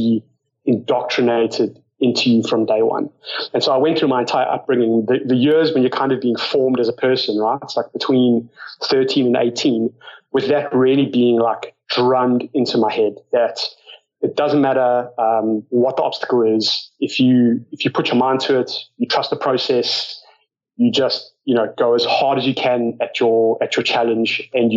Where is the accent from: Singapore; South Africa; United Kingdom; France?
South Africa; moved away as an adult; also born or lived in United States; now in Australia; like, you can probably tell from my accent, grew up in South Africa. I've been in Australia now for about 12, 13 years